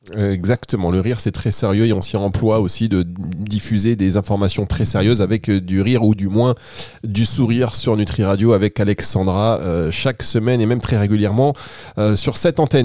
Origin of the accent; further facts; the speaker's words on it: Dunkirk, Hauts-de-France, France; now in Cannes, France; moi Dunkerque, moi je suis de Dunkerque.